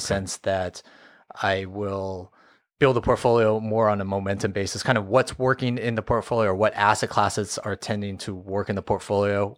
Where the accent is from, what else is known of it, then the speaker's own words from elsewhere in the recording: Fresno, California, United States; born and raised in Fresno, never, never left